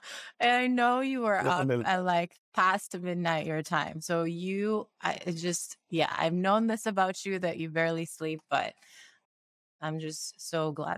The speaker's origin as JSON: {"language": "English", "country": "Sierra Leone", "tie": "born or raised there", "moved": "yes", "lives_now": "United States", "said": "I grew up in Sierra Leone and we didn't have hot water."}